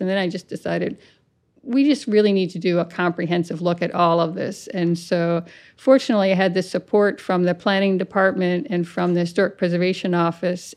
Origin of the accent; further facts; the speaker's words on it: Rhinebeck, New York, United States; I grew up in the Hudson Valley in Rhinebeck, New York